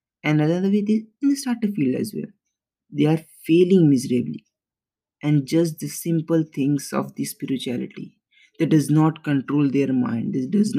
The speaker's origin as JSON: {"language": "English", "country": "India", "said": "We, as the Indian society"}